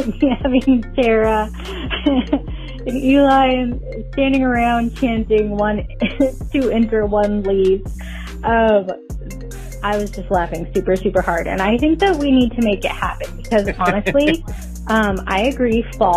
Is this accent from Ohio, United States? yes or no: no; Sacramento, California, United States; my hometown, Sacramento